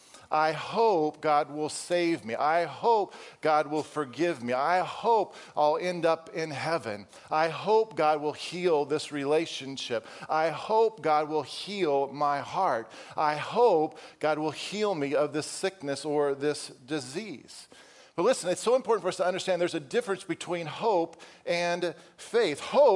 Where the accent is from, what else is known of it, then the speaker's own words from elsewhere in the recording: Wisconsin, United States; For those of you who don't know, I came from Wisconsin, and so fall was fall.